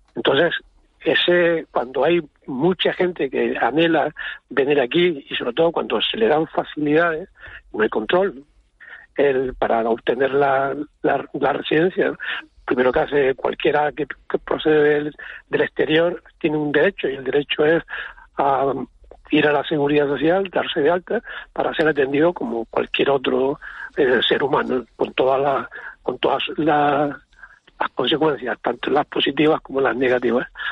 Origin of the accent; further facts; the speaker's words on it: Arucas, Canary Islands, Spain; yo soy de Aruca, eh, la verdad es que yo vivo en, vivo en plataneras ahora